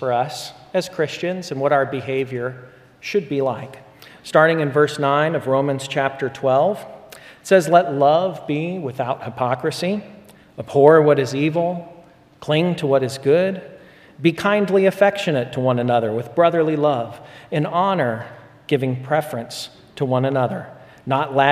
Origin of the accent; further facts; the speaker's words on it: Spokane, Washington, United States; now in Dallas, United States; I grew up for many years in the area of Spokane, Washington